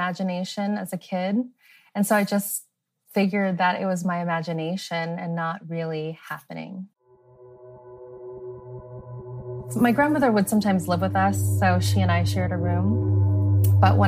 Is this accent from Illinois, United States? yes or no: no; Los Angeles, California, United States; I was born and raised in Los Angeles, so I've been here my whole life.